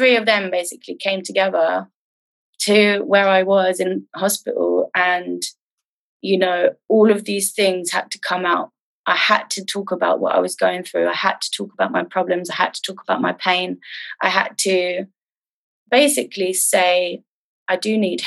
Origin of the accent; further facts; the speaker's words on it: London, United Kingdom; I grew up in London. North London.